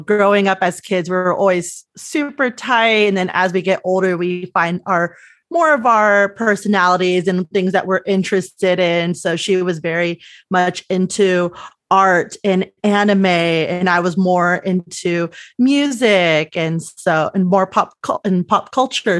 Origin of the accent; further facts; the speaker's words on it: Los Angeles, California, United States; I grew up a little bit, uh, south of San Luis Obispo, so three, about three hours south in the San Fernando Valley, which is part of the northern L A County